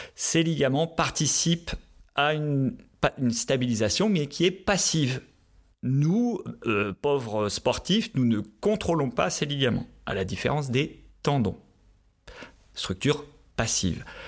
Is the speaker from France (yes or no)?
yes; northern France, France; moved away as an adult; also born or lived in Qatar / Pau, France / Grenoble, France; now in Switzerland; je viens du nord de la France, donc le ski se fait sur les terrils dans le nord de la France